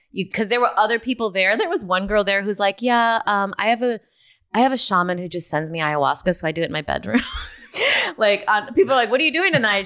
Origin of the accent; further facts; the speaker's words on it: Rockford, Illinois, United States; moved away; I grew up in Rockford, Illinois